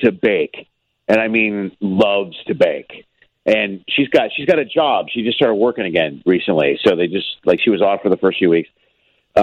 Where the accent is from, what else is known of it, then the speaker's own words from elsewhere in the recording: Chicago, Illinois, United States; now in Los Angeles, United States; I grew up in Chicago, you know, I'm from there